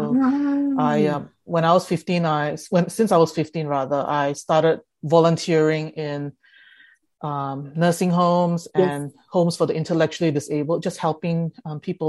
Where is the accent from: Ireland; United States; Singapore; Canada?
Singapore; English is a second language; also born or lived in Jakarta, Indonesia; So we stayed in Jakarta, and then we moved or migrated to Singapore when I was seven. So basically, I had to not only transition in an environment where I had to learn English because I couldn't speak English at all